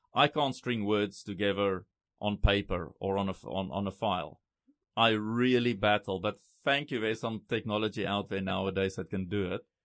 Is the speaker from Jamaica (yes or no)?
no; South Africa; first language Afrikaans; English is a second language; moved away as an adult; also born or lived in Thailand; now in Taiwan; So I grew I grew up big time Afrikaans. Went to Afrikaans schools all my life. I actually failed English